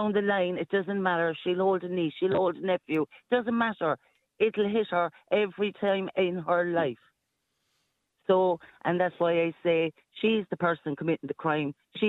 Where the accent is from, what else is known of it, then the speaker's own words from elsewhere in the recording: Ireland; I'm Irish.